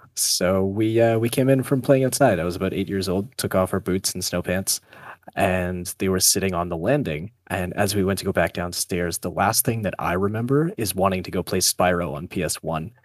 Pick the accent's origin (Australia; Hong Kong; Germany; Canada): Canada; northern Ontario; now in Ottawa, Canada; I was born in a very small town uh, up in northern Ontario. Went to high school there